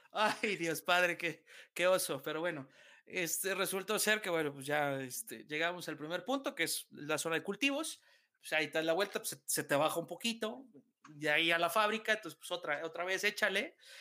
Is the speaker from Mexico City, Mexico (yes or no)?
yes; Mexico City, Mexico; somos chilangos